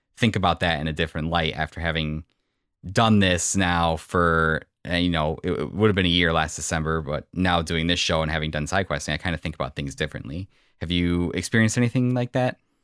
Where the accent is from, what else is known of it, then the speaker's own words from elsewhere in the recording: Illinois, United States; moved away as an adult; also born or lived in south side of Chicago; now in Northwest Indiana, United States; I grew up in Illinois